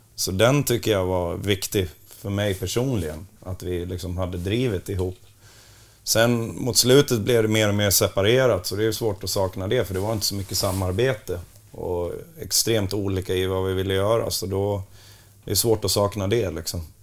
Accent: Borlänge, Dalarna County, Sweden; jag kommer ju från Borlänge och inte Bronx

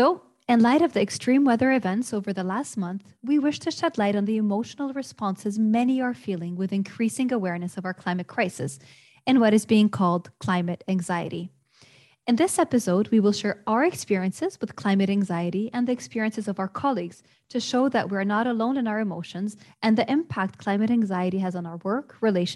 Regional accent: Lebanon; moved away as an adult; also born or lived in United States; growing up in Lebanon, and then I moved to the United States

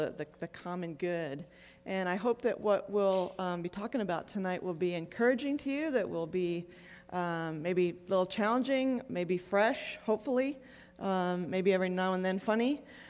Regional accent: Buffalo, New York, United States; I grew up in Buffalo. It's really awful. Snow is a four-letter word that starts with S. And I'm just really glad to be in Phoenix.

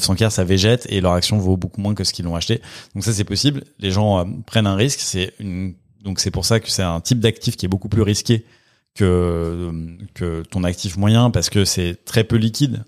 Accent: Villeurbanne, Auvergne-Rhône-Alpes, France; moved away as an adult; now in Paris, France; je viens de, de Villeurbanne à côté de Lyon

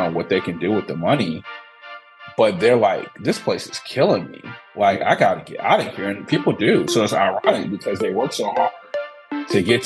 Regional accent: Detroit, Michigan, United States; now in St. Louis, United States; I grew up in Detroit, Michigan, my hometown.

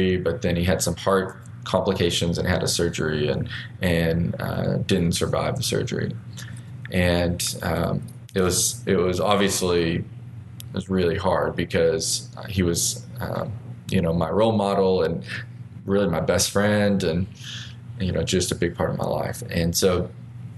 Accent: Arkansas, United States; I born and raised in Arkansas, and what seems kind of like a pretty ordinary but difficult childhood, and just with growing up in small town Arkansas.

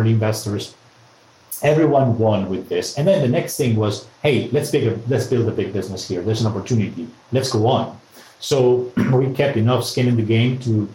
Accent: Madrid, Community of Madrid, Spain; I'm from Madrid

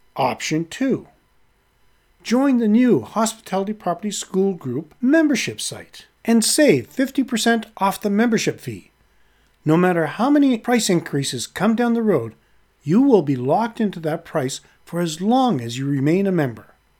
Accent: Halifax, Nova Scotia, Canada; my hometown, Halifax, Nova Scotia, Canada

